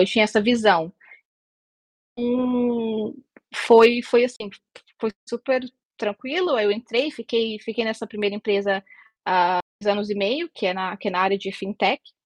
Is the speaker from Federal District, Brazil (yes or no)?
yes; Brasília, Federal District, Brazil; moved away as an adult; also born or lived in United Kingdom / Russia; now in Portugal; Originalmente eu sou de Brasília